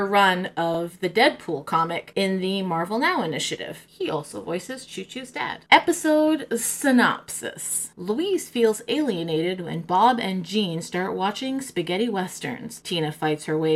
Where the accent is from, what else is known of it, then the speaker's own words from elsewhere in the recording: England, United Kingdom; I'm from England